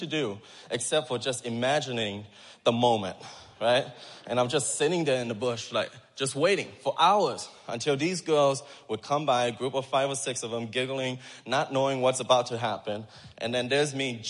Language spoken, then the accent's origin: English; Thailand; moved away; I grew up in Thailand in the children's home